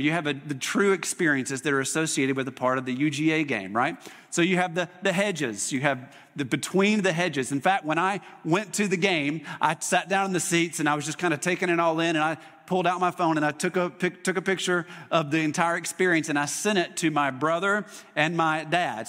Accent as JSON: {"language": "English", "region": "Mississippi", "country": "United States", "tie": "born or raised there", "moved": "yes", "said": "I grew up in Mississippi going to a Mississippi State football game"}